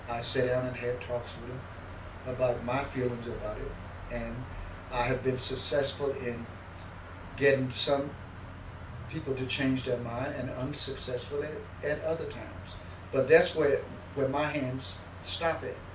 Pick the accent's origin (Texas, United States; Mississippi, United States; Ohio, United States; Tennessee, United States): Mississippi, United States; born there; And I, and I put on the thing my actual birthplace, which was Mississippi.